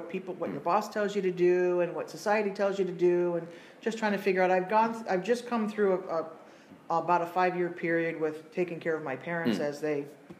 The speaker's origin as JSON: {"language": "English", "town": "Rome", "region": "New York", "country": "United States", "tie": "born or raised there", "said": "I did most of my growing up in the Hallopatten area, Rome, Hallopatten. Mm. So this has been home for a very long time."}